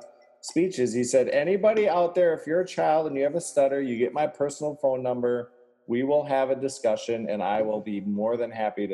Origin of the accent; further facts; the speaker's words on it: Pennsylvania, United States; Surprise, y'all, my uncle is Joe Biden. I grew up in Pennsylvania.